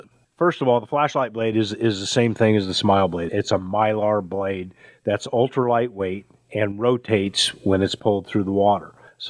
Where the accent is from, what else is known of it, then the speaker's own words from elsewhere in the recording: Lake Chelan, Washington, United States; I grew up on Lake Chelan